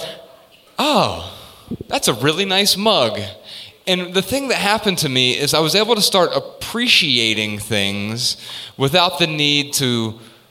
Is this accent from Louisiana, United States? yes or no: no; Dayton, Ohio, United States; we're from Dayton, Ohio